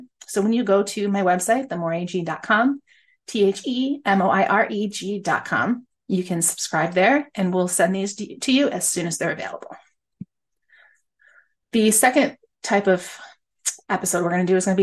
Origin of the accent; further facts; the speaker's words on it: upstate New York, United States; I am an upstate girl. I was born and raised in New York